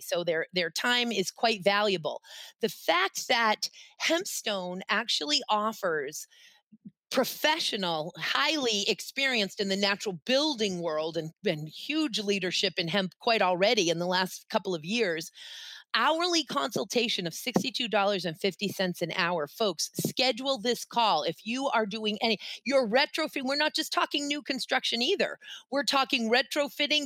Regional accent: Boston, Massachusetts, United States; I grew up, of course, in New England. I was born in Boston

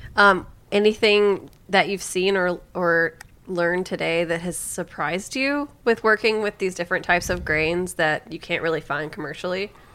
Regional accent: Alabama, United States; now in Brooklyn, United States; I'm from Alabama

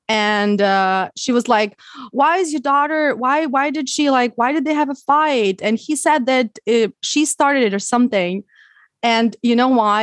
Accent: Ukraine; English is a second language; moved away as an adult; also born or lived in Odessa; now in United States; I learned English when I was in Ukraine. I didn't live in the U, U S when I was a, when I was a child.

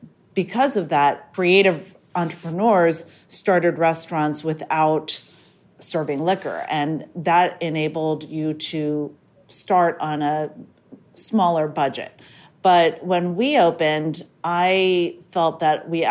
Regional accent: Rumson, New Jersey, United States; moved away as an adult; now in Philadelphia, United States; I left my hometown of Rumson, New Jersey, and I moved to Philadelphia to go to college

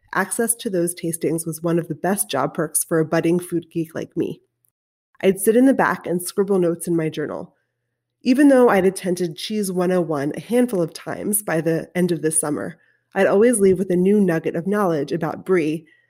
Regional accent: Baltimore, Maryland, United States; when I was a kid growing up in Baltimore

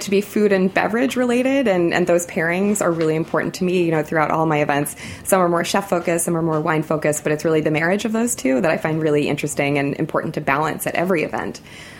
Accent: Fort Lauderdale, Florida, United States; now in New York, United States; I grew up in Fort Lauderdale.

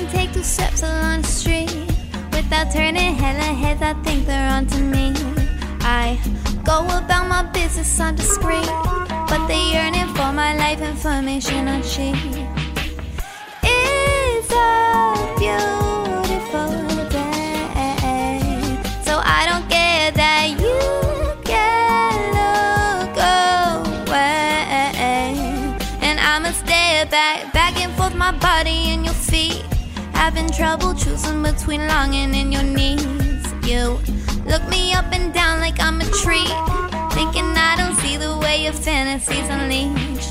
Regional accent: New Jersey, United States; New Jersey, my hometown

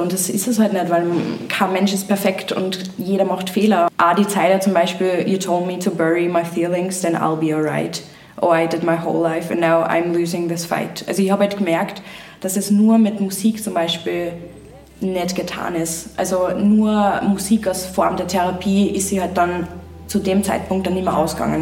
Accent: Upper Austria, Austria; ich komme ja vom Land, ich komme aus Oberösterreich

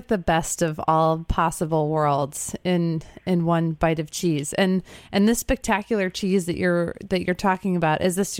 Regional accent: Midwest, United States; I was like, I don't know, I'm a Midwesterner. I tend to just be phonetic about things, but.

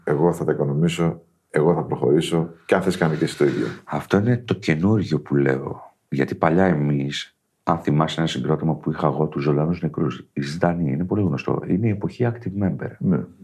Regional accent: Kozani area, Western Macedonia, Greece; Από εδώ τον τόπο μου.

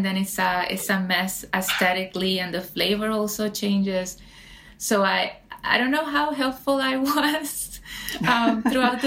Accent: San Juan, Puerto Rico; now in New York City, United States; growing up in Puerto Rico, I grew up in San Juan, the capital, so very urban

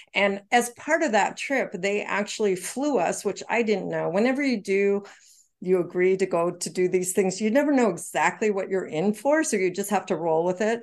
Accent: Canada; moved away; Canadian, remember, I'm from Canada.

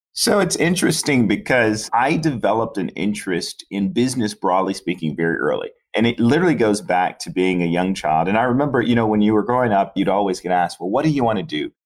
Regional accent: Chicago, Illinois, United States; also born or lived in Florida; Born and raised in Chicago, grew up on the South Side

